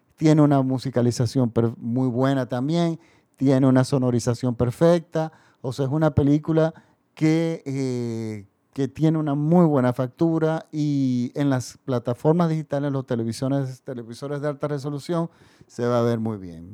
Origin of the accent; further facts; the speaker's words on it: Dominican Republic; nosotros somos otro país de Latinoamérica